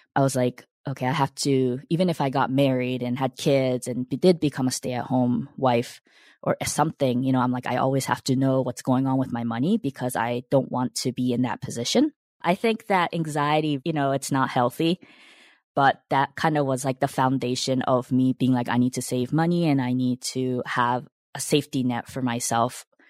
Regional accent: United States; also born or lived in Japan; the U S and I was seven when I came

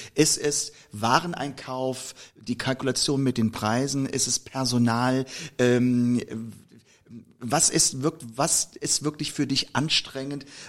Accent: Koblenz, Rhineland-Palatinate, Germany; ich komme nur aus Koblenz

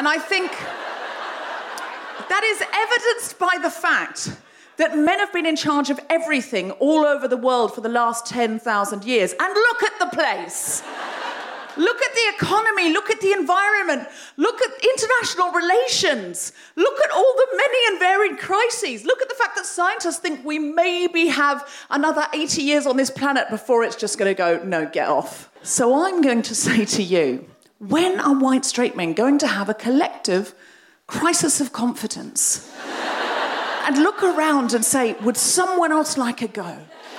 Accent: Australia; I'm Australian. Women who are from countries far away where there's some kind of illusion of democracy, we do have more confidence.

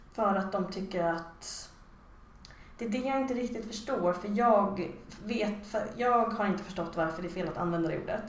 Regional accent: Stockholm, Stockholm County, Sweden; moved away as an adult; now in Malmö, Sweden; jag är en pure Stock, liksom, Stockholms betongs innerstadsbarn

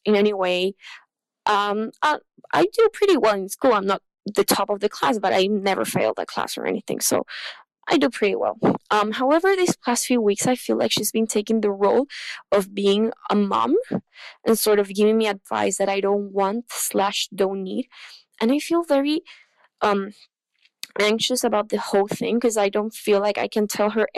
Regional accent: Chile; English is a second language; I'm from Chile

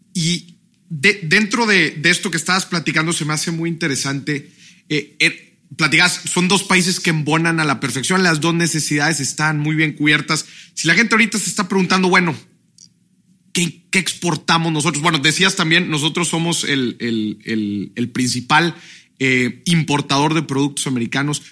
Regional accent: Mexico; como mexicanos

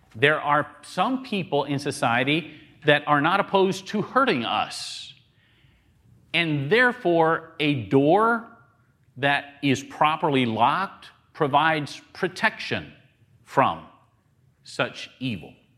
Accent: the South, United States; I grew up in the South

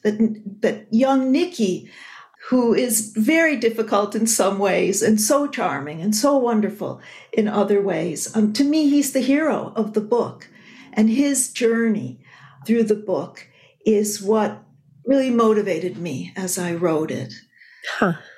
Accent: Buffalo, New York, United States; moved away; I was at my hometown, Buffalo, New York on 9 11.

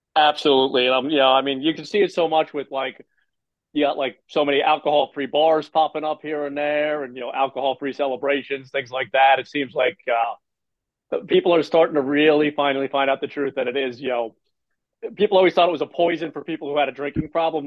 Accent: New Jersey, United States; I'm from Jersey

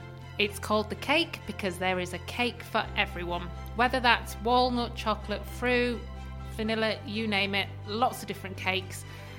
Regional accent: North East England, United Kingdom; moved away as an adult; you can tell from my accent, I am not from this area. I am from the northeast of England. And throughout the 21 years of living down here, I have experienced, to some extent, lots of different forms of judgment from being a northerner.

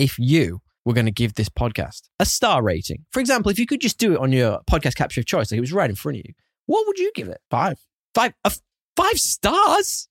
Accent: United Kingdom; being a Brit, it's way against my cultural heritage

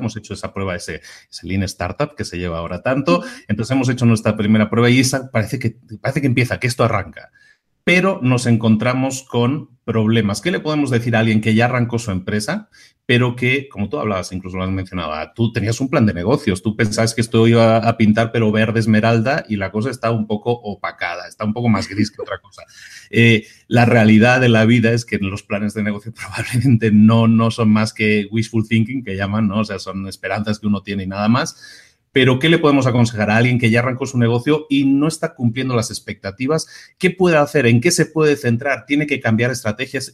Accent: Barcelona, Catalonia, Spain; yo también soy de Barcelona

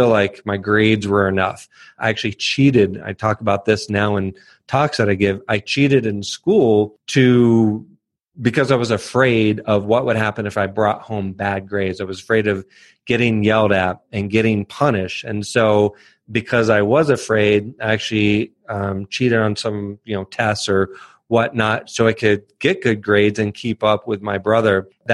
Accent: Northern Virginia, United States; moved away; I grew up in Northern Virginia

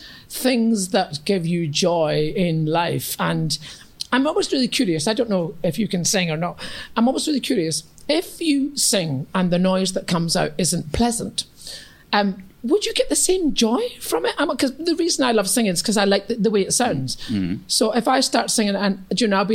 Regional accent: East Kilbride, Scotland, United Kingdom; accent: Scottish; I come from East Kilbride, a kind of new town outside Glasgow.

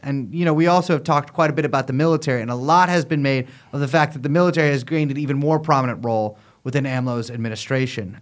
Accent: United States; as an American

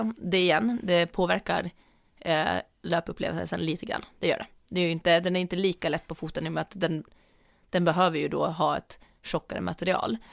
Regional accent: Åland Islands; moved away; när jag tränade friidrott hemma på Åland

